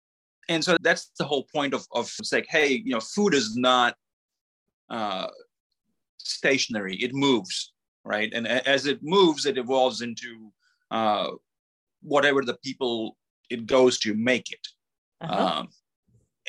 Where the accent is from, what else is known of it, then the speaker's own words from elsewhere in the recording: Mississippi, United States; I mean, if I'm going to claim I'm from Mississippi, then I was not going to not have catfish recipes in the book.